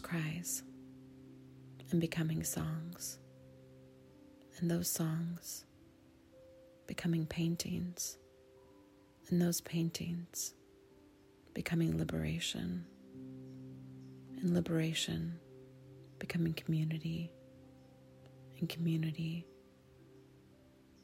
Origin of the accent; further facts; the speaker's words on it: Sonoma, California, United States; my hometown, the town where I was raised, off and on my whole life